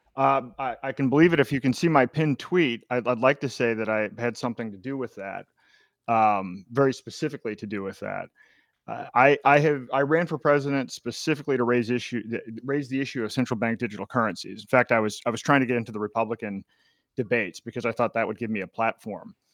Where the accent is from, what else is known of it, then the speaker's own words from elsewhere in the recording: New Hampshire, United States; my home state of New Hampshire